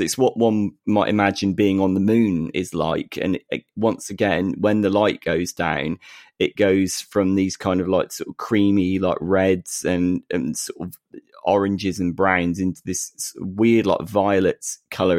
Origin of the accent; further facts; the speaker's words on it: United Kingdom; we are two British blokes